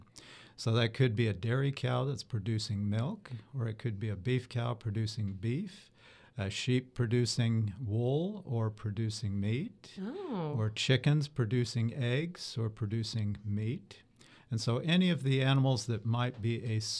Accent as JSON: {"language": "English", "region": "southwest Wyoming", "country": "United States", "tie": "born or raised there", "also_born_or_lived": "Utah / Colorado / Davis, California", "moved": "as an adult", "lives_now": "Florida, United States", "said": "I'm from a small town of about 2,000 people in the southwest of Wyoming. And I grew up in a beef cattle producing and sheep producing area of that state."}